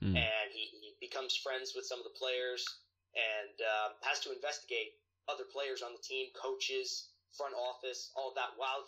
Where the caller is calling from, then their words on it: New Jersey, United States; I am right now from New Jersey.